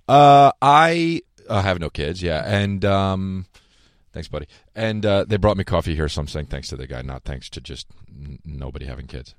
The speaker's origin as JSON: {"language": "English", "region": "New Jersey", "country": "United States", "said": "I'm from New Jersey"}